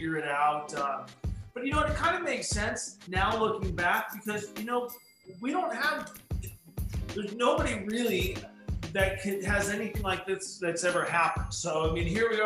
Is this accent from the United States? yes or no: yes; Orange, California, United States; also born or lived in Yorba Linda, California; growing up in Orange County, and particularly in the city of Orange